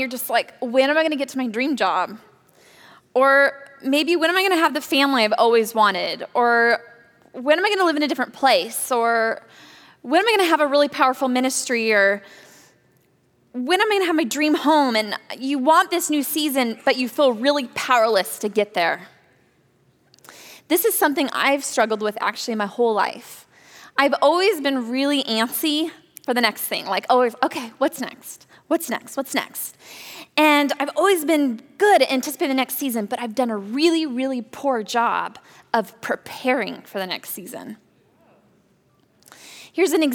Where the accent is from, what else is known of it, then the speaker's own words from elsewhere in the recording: Napa Valley, California, United States; I grew up in the Napa Valley